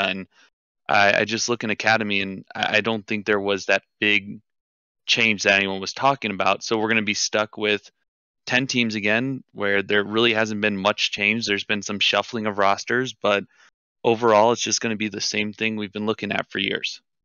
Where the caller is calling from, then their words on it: Iowa, United States; I'm calling from, uh, Quad Cities in Iowa.